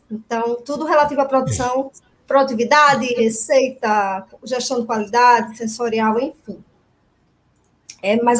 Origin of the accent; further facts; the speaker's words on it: Recife, Pernambuco, Brazil; Mas, enfim … eu sou de Recife, né?